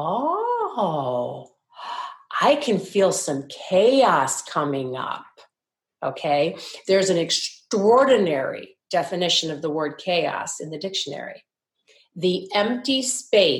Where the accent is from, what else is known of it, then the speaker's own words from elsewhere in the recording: Midwest, United States; moved away; also born or lived in New York; when we were little girls growing up in the Midwest